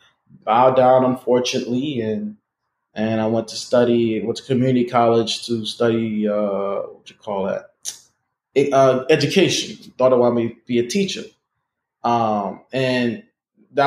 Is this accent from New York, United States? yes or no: yes; New York City, New York, United States; I was born and raised in Brooklyn